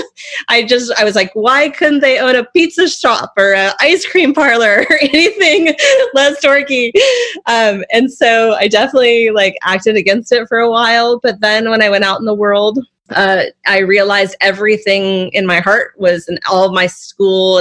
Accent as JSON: {"language": "English", "town": "Santa Cruz", "region": "California", "country": "United States", "tie": "born or raised there", "said": "growing up in Santa Cruz meant being part of a community"}